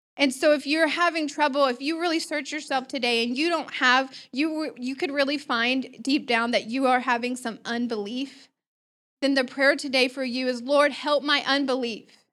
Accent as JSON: {"language": "English", "town": "Joplin", "region": "Missouri", "country": "United States", "tie": "born or raised there", "said": "I was born in Joplin, Missouri"}